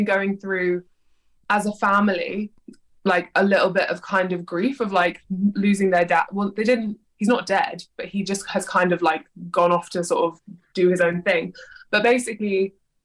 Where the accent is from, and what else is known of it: London, United Kingdom; born or raised there